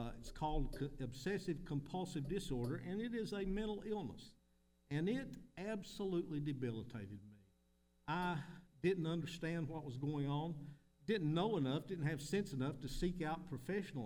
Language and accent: English; Middlesboro, Kentucky, United States; I'm from Middlesbrough, Kentucky.